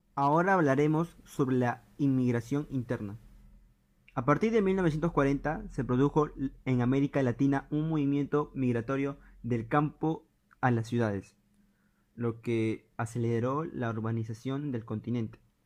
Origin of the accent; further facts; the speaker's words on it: Peru; nuestro país, al Perú